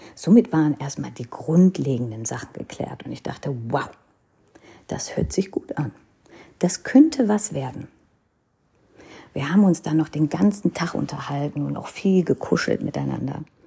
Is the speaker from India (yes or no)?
yes; North India, India; first language Hindi; German is a second language; Denn ich kam aus Nordindien und hatte die Tradition, die, die Sprache der Nordinder